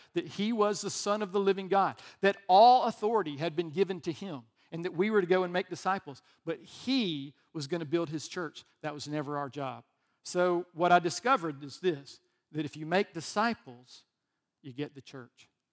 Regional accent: Alabama, United States; I'm from Alabama

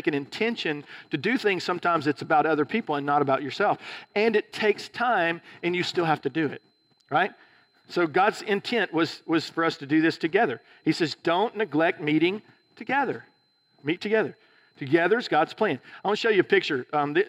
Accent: Alabama, United States; moved away; also born or lived in California; I was from Alabama

